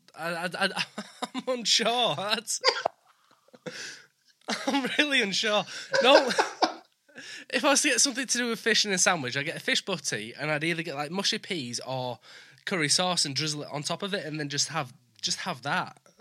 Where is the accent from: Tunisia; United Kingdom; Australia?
United Kingdom; Leeds, Yorkshire and the Humber; now in York, United Kingdom; I'm from Leeds. I live in York